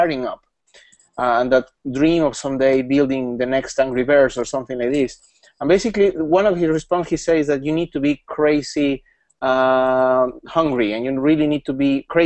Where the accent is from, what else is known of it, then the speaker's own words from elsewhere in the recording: Mexico; now in Poland; I'm from Mexico, but I live in Poland, so probably I can call myself as a Pole